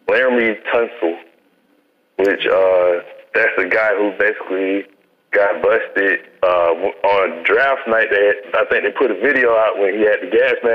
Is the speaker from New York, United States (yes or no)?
no; Eustis, Florida, United States; And my hometown, it's a little town called Eustis, Florida, mm. um, which is, uh, I'd say, maybe 45 minutes away from um, Orlando.